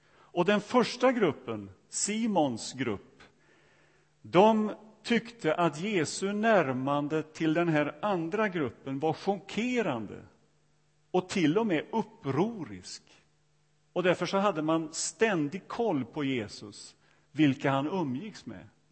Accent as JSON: {"language": "Swedish", "country": "Sweden", "said": "öarna där jag kommer ifrån"}